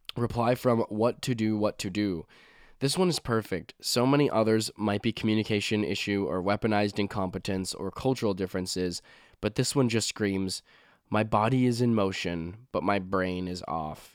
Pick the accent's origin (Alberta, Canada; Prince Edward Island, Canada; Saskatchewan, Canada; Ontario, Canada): Saskatchewan, Canada; now in Nova Scotia, Canada; I'm from a province called Saskatchewan